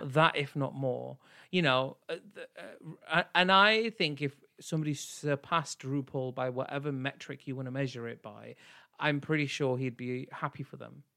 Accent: United Kingdom; I am still South Asian and I'm British

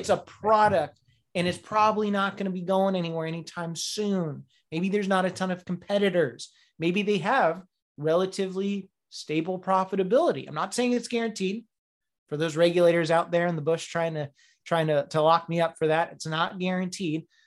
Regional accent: Faircrest, Washington, United States; now in Upper Peninsula, United States; I'm from Faircrest, Washington.

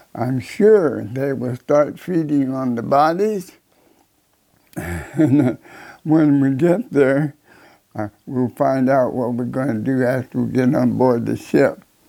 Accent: Illinois, United States; moved away; I came from Illinois

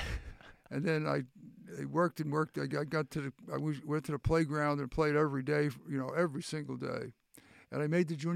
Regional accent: New York City, New York, United States; also born or lived in Antigonish, Nova Scotia, Canada; now in Canada; when I grew up in Queens, Queens was more of a suburb.

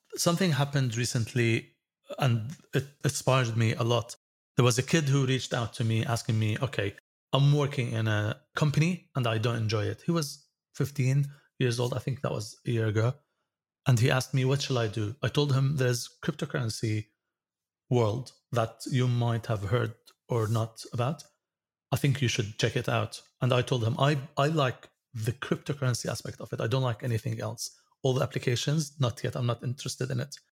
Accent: Syria; moved away; also born or lived in United States; I came back to Syria from the States in two thousand three, and all cards will be blocked when I use them in Syria because I'm in a sanctioned country

